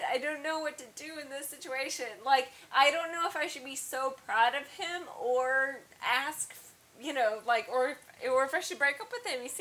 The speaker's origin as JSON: {"language": "English", "region": "Kansas", "country": "United States", "said": "My dad, we're from Kansas."}